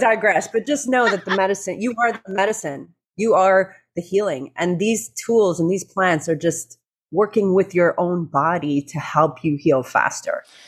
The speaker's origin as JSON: {"language": "English", "town": "Toronto", "region": "Ontario", "country": "Canada", "tie": "born or raised there", "also_born_or_lived": "Venice Beach, California", "moved": "as an adult", "lives_now": "Hawaii, United States"}